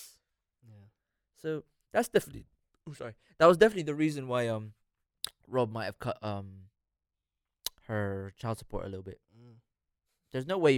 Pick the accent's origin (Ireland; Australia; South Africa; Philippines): Philippines; Philippines, but I'm mixed with Spanish